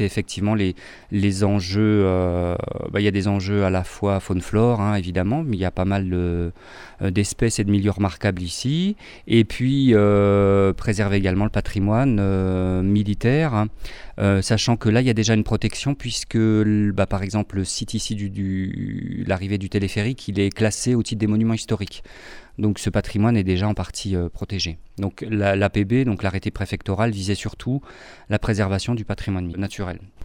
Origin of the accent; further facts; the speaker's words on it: Grenoble, Auvergne-Rhône-Alpes, France; De Giromanie, de Grenoble